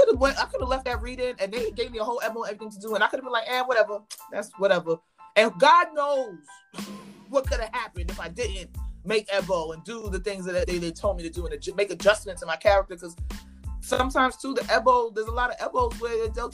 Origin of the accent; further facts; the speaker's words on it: New York, United States; I went to school in Spanish Harlem my whole life. So I grew up around Santeria